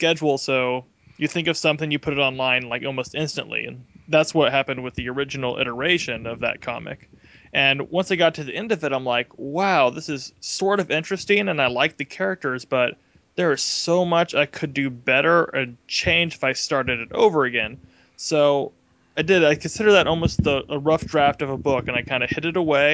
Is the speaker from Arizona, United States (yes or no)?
yes; Phoenix, Arizona, United States; I was raised in Phoenix, Arizona